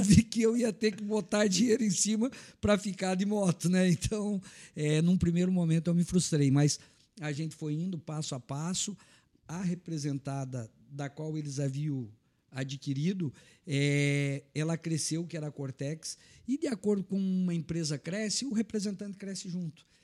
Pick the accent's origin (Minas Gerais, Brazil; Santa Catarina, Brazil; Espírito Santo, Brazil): Santa Catarina, Brazil; Anita Garibaldi; moved away as an adult; now in Blumenau, Brazil; Eu sou natural de Anitta Garibaldi, cheguei em Blumenau em 1985